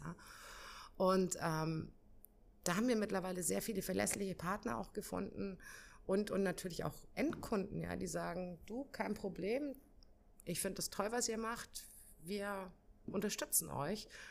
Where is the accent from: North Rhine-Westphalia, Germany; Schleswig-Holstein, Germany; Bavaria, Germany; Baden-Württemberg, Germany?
Bavaria, Germany; ich komme ja aus Bayern oder meine Mama ist in Bayern